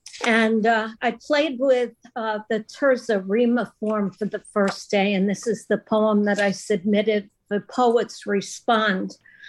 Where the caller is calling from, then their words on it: Bluffton, South Carolina, United States; Bluffton, South Carolina, near Hilton Head.